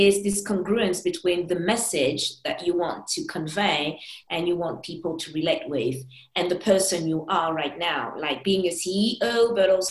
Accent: Paris, Île-de-France, France; I'm a Parisian, I was born in Paris

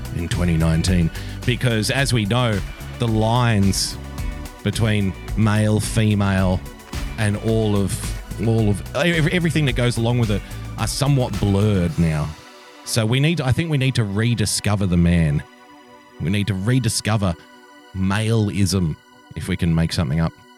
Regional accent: Sydney, New South Wales, Australia; I was born in a country town, but I was raised in Sydney.

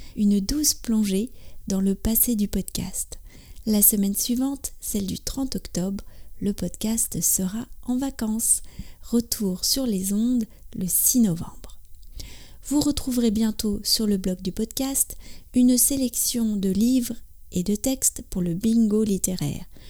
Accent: France; also born or lived in near Paris; je suis française, j'habite près de Paris

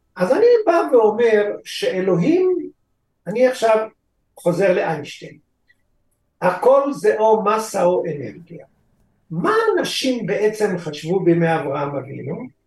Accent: Israel; אני בכל זאת נולדתי פה

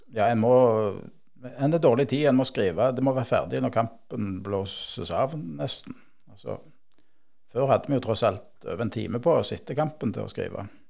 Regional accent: Bryne, Rogaland, Norway; accent: Jærsk; also born or lived in Volda / Bø i Telemark; Jeg bodde et par år i Volda. Jeg er født på Bryne. Bodde to år i Volda, begynte på skolen der. Så fem år i Bø i Telemark. Før vi flytta hjem til Bryne igjen, da jeg begynte på ungdomsskolen

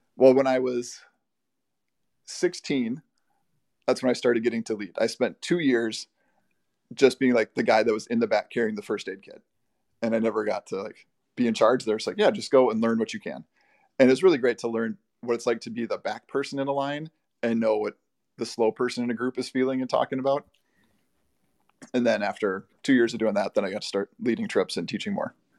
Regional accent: Bloomington, United States; I grew up in Bloomington, right next to the very large Highland Park

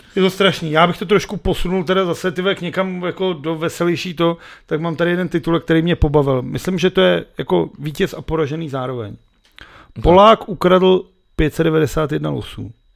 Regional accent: Benešov, Central Bohemian Region, Czechia; já jsem zase dělal z Benešova, protože v našem bytu bylo vidět na telefonní budku

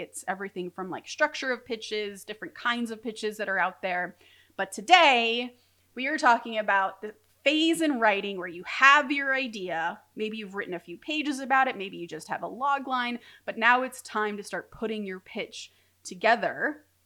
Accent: Orange County, California, United States; I'm from Orange County

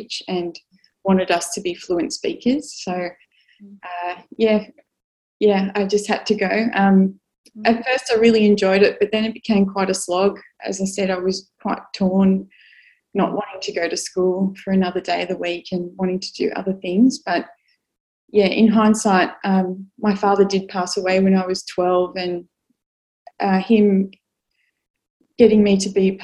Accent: Sydney, New South Wales, Australia; born in Sydney, so born and bred and still here

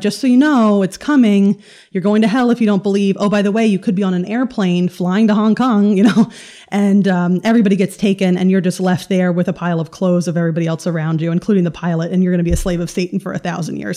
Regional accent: North Carolina, United States; also born or lived in New York; I grew up in, uh, the Bible Belt in North Carolina.

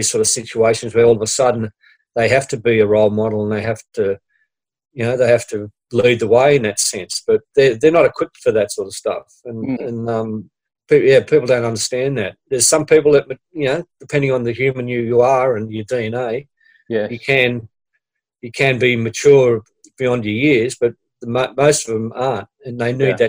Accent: Sydney, New South Wales, Australia; I grew up in Mount Pritchard, which is near Liverpool, west of Sydney

